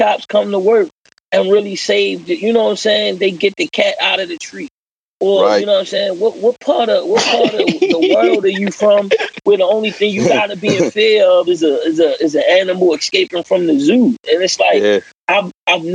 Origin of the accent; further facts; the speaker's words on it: Baltimore, Maryland, United States; I'm born and raised in East Baltimore